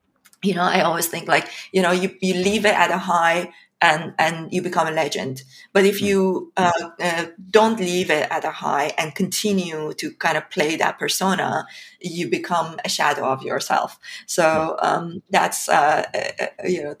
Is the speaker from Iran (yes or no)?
yes; Iran; moved away as an adult; also born or lived in St Andrews, United Kingdom / London, United Kingdom; now in United Kingdom; I come from Iran. I was born and brought up in Iran. I came to the UK in 2005 to study in St. Andrews University.